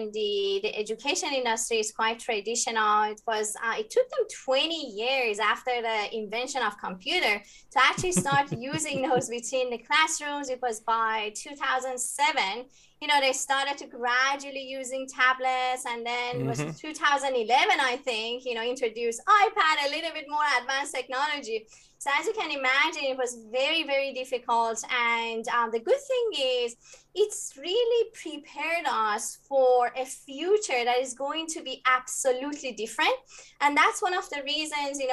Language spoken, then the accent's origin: English; Iran; moved away as an adult; now in United States; I was born in Iran and moved to the US 15 years ago.